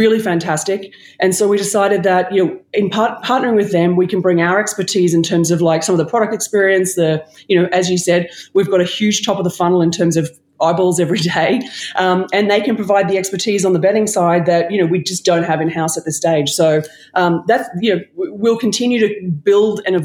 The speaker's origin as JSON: {"language": "English", "country": "Australia", "accent": "Australian", "moved": "as an adult", "lives_now": "New York, United States", "said": "I used to be a Wallabies fan in Australia"}